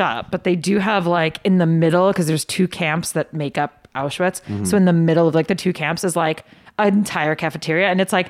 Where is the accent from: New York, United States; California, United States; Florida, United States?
New York, United States; moved away; I'm from New York.